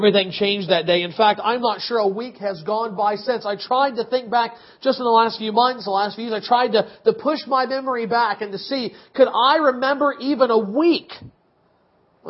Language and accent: English; United States; as an American